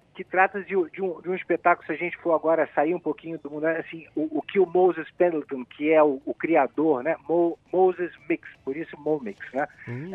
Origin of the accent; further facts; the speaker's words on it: Rio de Janeiro, Brazil; eu sou carioca da gema